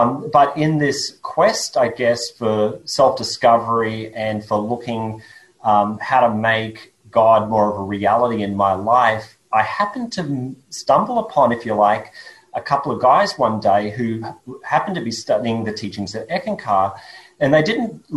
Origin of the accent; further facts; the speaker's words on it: Australia; accent: Australian; my accent is Australian. Born and grew up in Australia